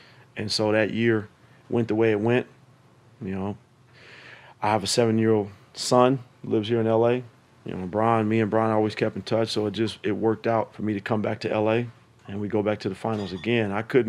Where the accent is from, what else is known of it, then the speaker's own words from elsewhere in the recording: California, United States; Once we got there, for me, man, like walking into Oracle, going back home. Oh, I'm from the Bay.